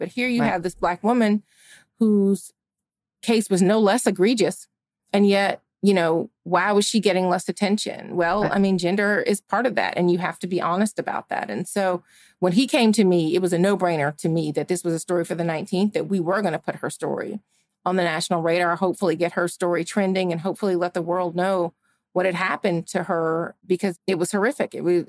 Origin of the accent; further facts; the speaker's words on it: Georgia, United States; Ahmaud Arbery, who had happened in my home state of Georgia, had just been killed.